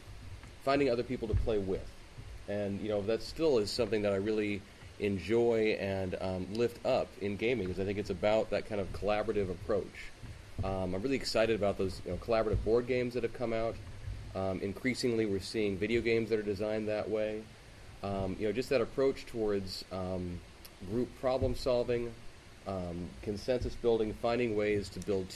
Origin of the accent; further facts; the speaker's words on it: Seattle, Washington, United States; growing up in the Seattle area